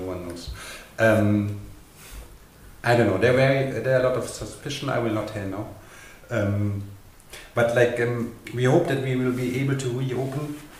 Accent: Konstanz, Baden-Württemberg, Germany; now in Berlin, Germany; my hometown, which is like much, much smaller in the south of Germany.

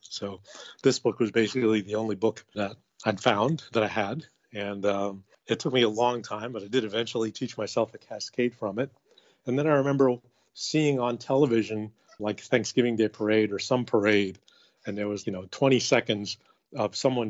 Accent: Queens, New York, United States; So I grew up in Queens, New York. My dad was a watch repairman and my mom was a homemaker.

